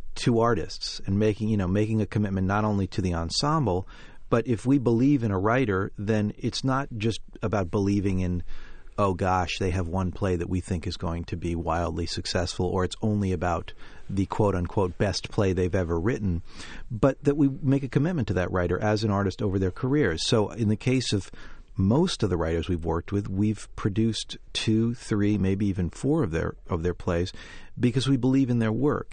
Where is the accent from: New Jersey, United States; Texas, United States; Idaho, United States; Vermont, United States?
Vermont, United States; now in New York City, United States; a decent carpenter from my days of growing up in Vermont